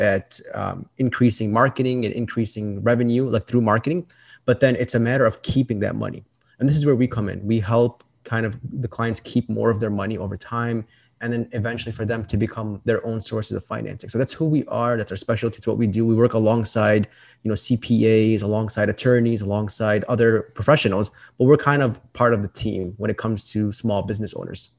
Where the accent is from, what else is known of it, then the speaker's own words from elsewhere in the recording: Chicago, Illinois, United States; I'm from Chicago, Illinois.